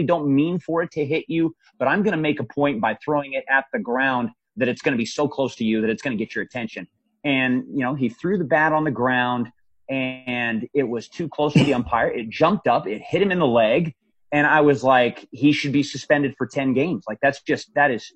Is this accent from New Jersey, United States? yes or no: no; Spokane, Washington, United States; moved away as an adult; I grew up in Spokane, Washington